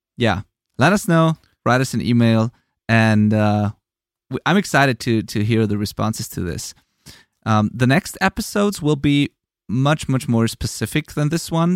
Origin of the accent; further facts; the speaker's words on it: Germany; English is a second language; I'm from Germany. I'm not a native English speaker